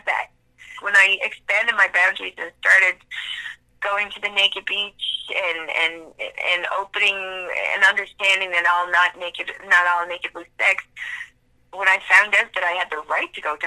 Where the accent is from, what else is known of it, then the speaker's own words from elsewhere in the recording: Newfoundland and Labrador, Canada; accent: something between Irish, Scottish, and Newfoundland; now in Halifax, Canada; I grew up in Newfoundland, and I was the daughter of a missionary in Newfoundland